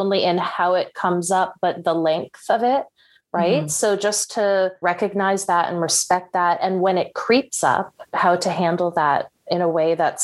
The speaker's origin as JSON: {"language": "English", "region": "New Jersey", "country": "United States", "tie": "born or raised there", "said": "I grew up in New Jersey"}